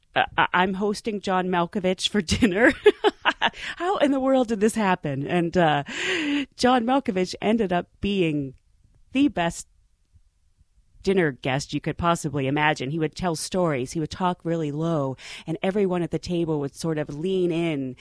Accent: Pittsburgh, Pennsylvania, United States; I'm a girl from Pittsburgh. I'm one of 10 kids. My parents had no money

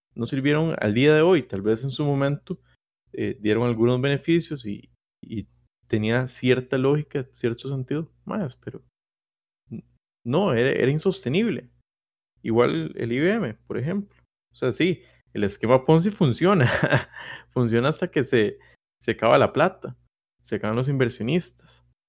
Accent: Costa Rica; somos los costarricenses

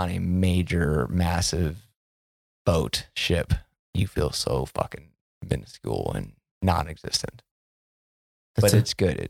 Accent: Chicago, Illinois, United States; I'm from Chicago.

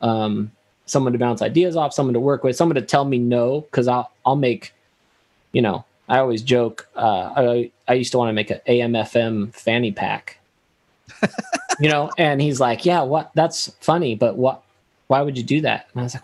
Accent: Costa Mesa, California, United States; I grew up in Orange County in Costa Mesa

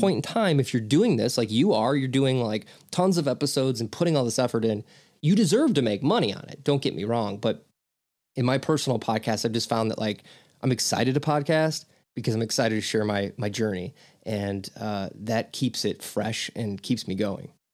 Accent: St. Louis, Missouri, United States; also born or lived in Chicagoland area; now in Aurora, United States; I was raised in Saint Louis, but I live in Ch-, the Chicagoland area.

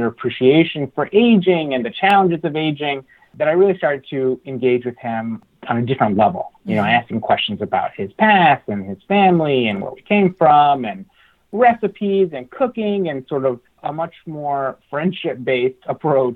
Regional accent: Alice, Texas, United States; I grew up in South Texas, in a little town called Alice

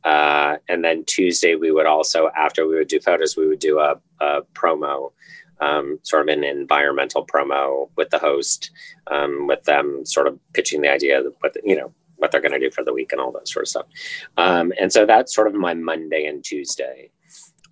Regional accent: Indiana, United States; moved away; I'm from Indiana originally.

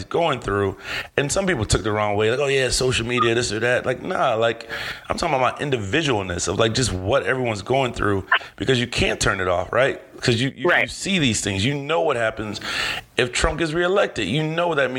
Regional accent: Cleveland, Ohio, United States; I love my city. I'm a Cleveland boy

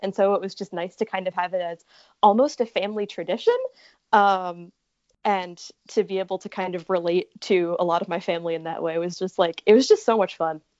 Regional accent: Connecticut, United States; I am from Connecticut.

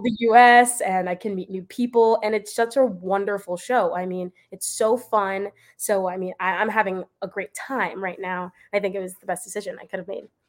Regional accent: Florida, United States; moved away as an adult; also born or lived in Pennsylvania; I'm from Florida

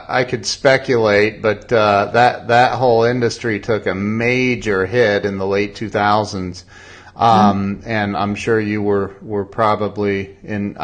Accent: Ohio, United States; I say y'all, so, and I'm from Ohio

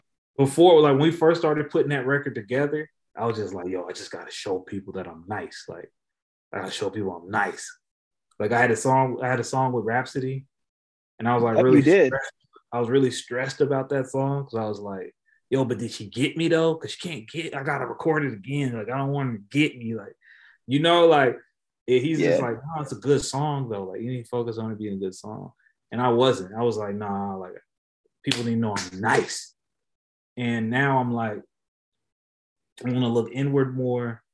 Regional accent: Topeka, Kansas, United States; I'm from Topeka, Kansas, bro. Like, I'm from somewhere people don't even know if it's a real place

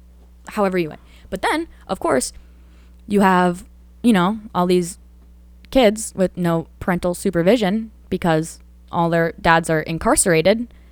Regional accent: Danbury, Connecticut, United States; I grew up in Danbury, Connecticut. Biggest high school in Connecticut, diverse as fuck. We have like 50 different languages being spoken.

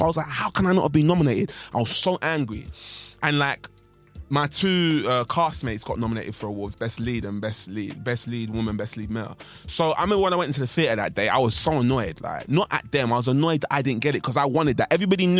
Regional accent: East London, London, United Kingdom; I said, "I'm from East London. Of course I watched Top Boy."

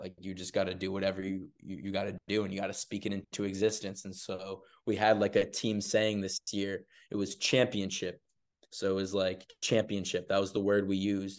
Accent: Arlington, Massachusetts, United States; also born or lived in Burlington, Vermont; I'm an Arlington native

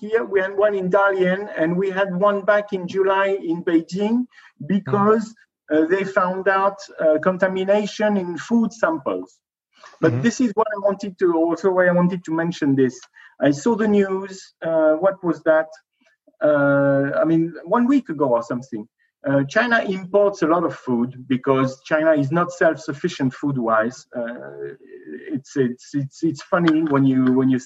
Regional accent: near the tri-border area of France, Germany and Switzerland, Grand Est, France; moved away; I was born near the Dreiländer Ecke between France, Germany, and Switzerland

